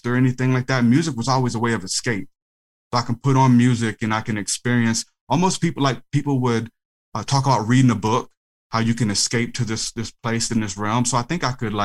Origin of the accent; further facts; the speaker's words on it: New Orleans, Louisiana, United States; also born or lived in Houma; I'm from New Orleans